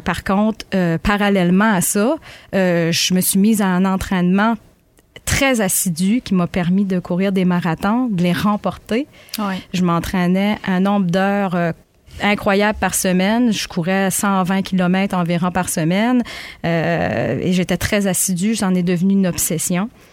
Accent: Magdalen Islands, Quebec, Canada; moved away as an adult; now in Gaspé, Canada; je suis originaire des îles de la Madeleine.

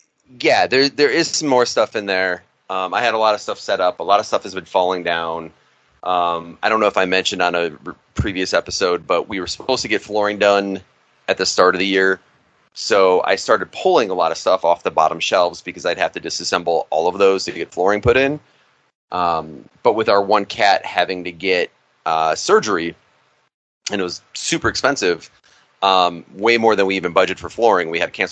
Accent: Chicago, Illinois, United States; And a lot of people think I'm from Chicago. I'm a Chicago boy.

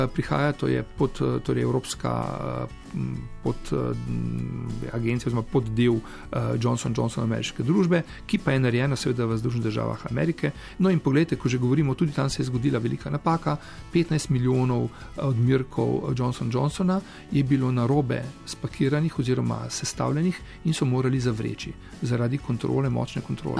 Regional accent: Koper, Slovenian Littoral, Slovenia; moved away; also born or lived in Ljubljana / Ilirska Bistrica / Izola; moja mladost sem preživel v Izoli in pa predvsem v Kopru

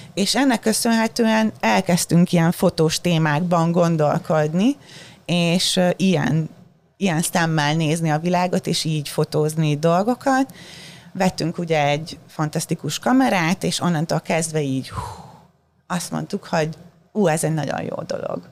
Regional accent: Hungary; first language Hungarian; moved away as an adult; also born or lived in Baja / Budapest; now in New York, United States; otthon Magyarországon

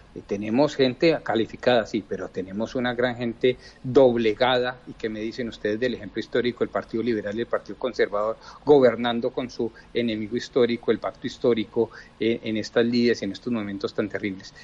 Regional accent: Colombia; como colombianos

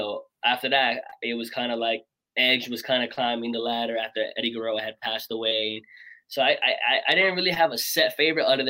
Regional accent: New York City, New York, United States; moved away; also born or lived in Patchogue, New York; born and raised in Brooklyn, New York.

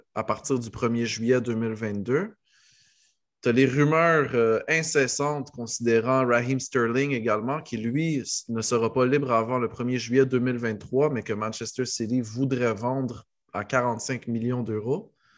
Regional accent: Morocco; en tant que Marocain

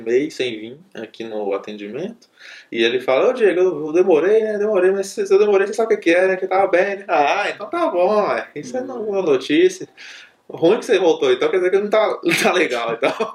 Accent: interior of Minas Gerais, Brazil; Eu sou do interior de Minas. Aí no interior eu jogava muita bola

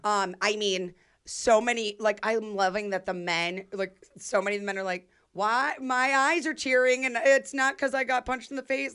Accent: Youngstown, Ohio, United States; moved away; also born or lived in Chicago; my hometown

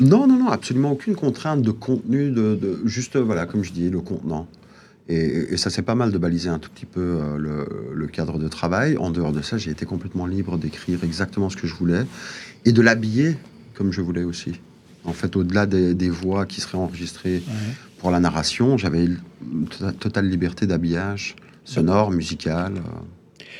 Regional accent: Molenbeek-Saint-Jean, Brussels-Capital Region, Belgium; je viens de la planète Molombek

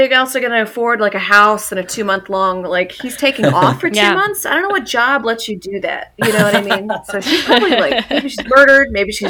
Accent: Louisiana, United States; Yeah, I'm from Louisiana

